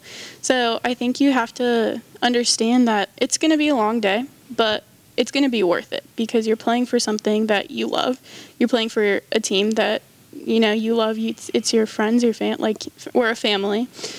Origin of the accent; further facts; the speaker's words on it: Northern California, United States; moved away as an adult; now in Huntington, United States; I'm from Northern California, but it doesn't snow where I'm from.